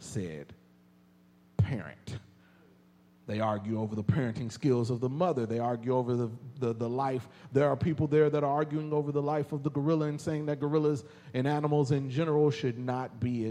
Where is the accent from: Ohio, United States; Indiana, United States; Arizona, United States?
Indiana, United States; Indianapolis; now in Texas, United States; my hometown of Indianapolis, Indiana.